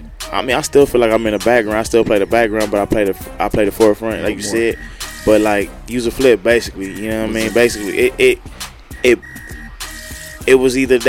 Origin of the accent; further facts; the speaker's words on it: Los Angeles, California, United States; I'm from South Central California